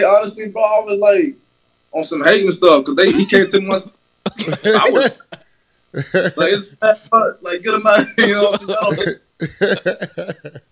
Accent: West Coast, United States; I'm from the West Coast

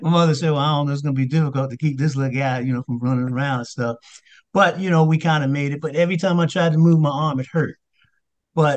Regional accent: Red Bank, New Jersey, United States; also born or lived in Lakewood, New Jersey; now in Washington, D.C., United States; we moved from Lakewood, which was kind of country, to Red Bank, New Jersey, where it's a …'s from, but that's the New York metropolitan area. And so coming up in school

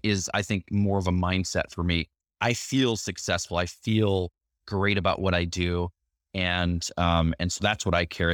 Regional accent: Chicago, Illinois, United States; I grew up in Chicago

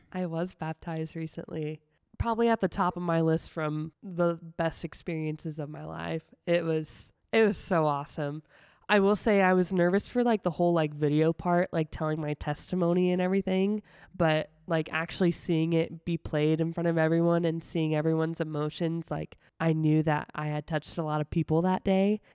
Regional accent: Sigourney, Iowa, United States; moved away as an adult; also born or lived in West Des Moines, Iowa; now in Indianola, United States; I'm actually from a really small town in southeastern Iowa called Sigourney

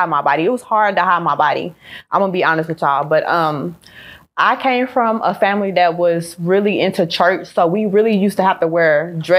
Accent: Dallas, Texas, United States; I'm from Agtown, Northside. That's where the baddest bitches is from Dallas, period.

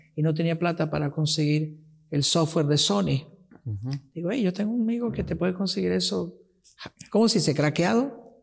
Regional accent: Venezuela; first language Italian; Spanish is a second language; also born or lived in Rocca di Papa, Italy; donde crecí, donde vieron mis primeros éxitos fue en Venezuela

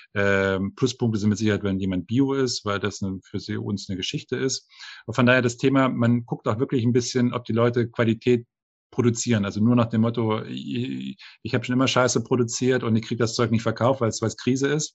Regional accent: the East, East Germany, Germany; moved away as an adult; now in France; ich äh, kann nicht nur Deutsch sprechen, ich habe die deutsche Kultur gelebt, ich komme aus dem Osten, ich habe im Westen studiert

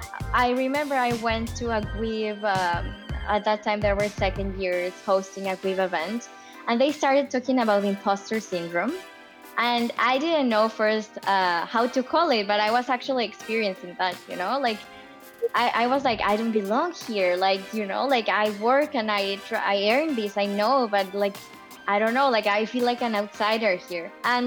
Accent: Germany; born there; moved away; also born or lived in Japan / Mexico / Australia; I was born in Germany. Then we went to Japan to live for a while, then Mexico, Australia, and then here.

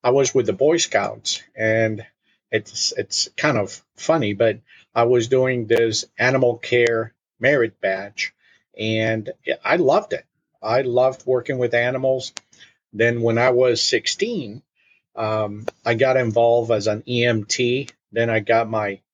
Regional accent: Puerto Rico; English is a second language; moved away as an adult; also born or lived in Munich, Germany / Philadelphia / Indiana; now in Wisconsin, United States; And then we moved to Puerto Rico. And that's where I was raised

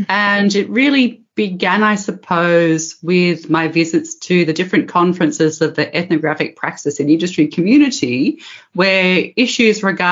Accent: Australia; moved away as an adult; now in Netherlands; I'm originally from Australia

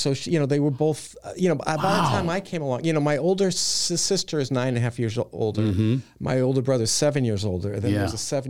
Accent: Boston, Massachusetts, United States; accent: Boston; Yes, just from my accent.

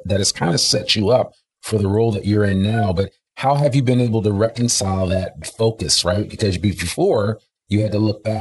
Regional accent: New Jersey, United States; I come from North Jersey too

